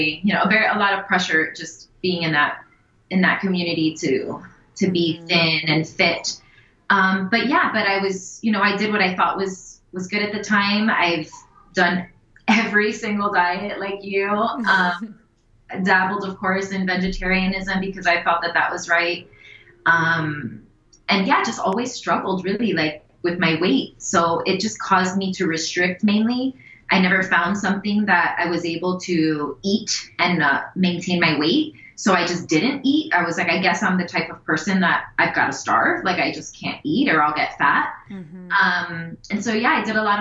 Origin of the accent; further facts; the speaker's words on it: Miami, Florida, United States; We're from Miami, born and raised